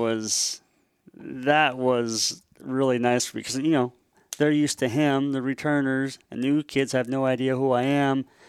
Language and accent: English; Tri-Cities, Washington, United States; I'm a Washingtonian, uh, born and raised in Washington State, uh, place called the Tri-Cities, Richland, Pasco, Kennewick